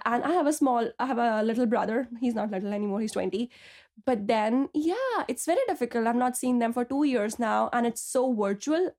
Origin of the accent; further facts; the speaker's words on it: Delhi, India; moved away as an adult; now in Belfast, United Kingdom; I'm originally from Delhi, India, but I came to Belfast two years back to pursue my P H D in biochemistry